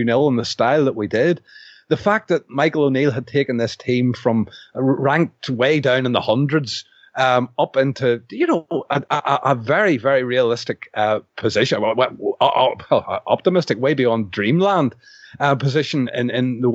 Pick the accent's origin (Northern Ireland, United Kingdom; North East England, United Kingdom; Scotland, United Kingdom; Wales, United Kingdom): Northern Ireland, United Kingdom; as a Northern Irish person